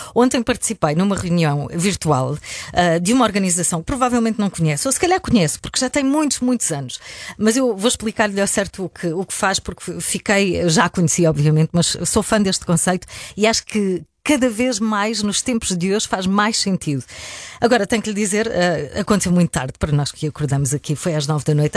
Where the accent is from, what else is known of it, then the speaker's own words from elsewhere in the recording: Algarve, Portugal; Eu, como algarvia